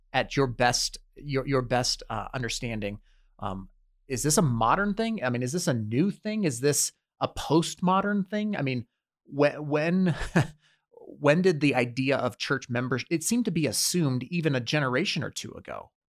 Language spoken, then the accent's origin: English; United States; we are raised, born and raised in America